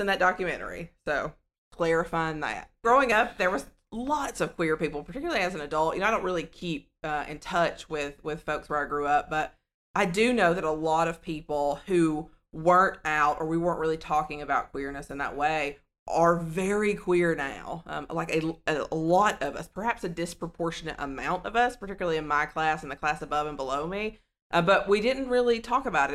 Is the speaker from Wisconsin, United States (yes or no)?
no; Sand Mountain, Alabama, United States; I'm from Sand Mountain in the northeast yeah. corner where Alabama, Georgia, and Tennessee meet.